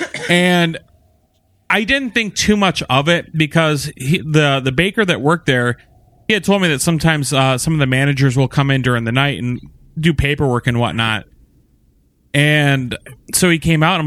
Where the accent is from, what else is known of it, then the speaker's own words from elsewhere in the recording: Norfolk, Virginia, United States; now in West Michigan, United States; I was born in Virginia, Norfolk, Virginia, on April 3rd.